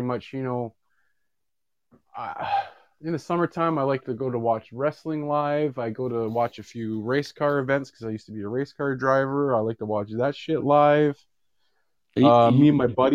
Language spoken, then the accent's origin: English; Canada; we're talking just as two Canadians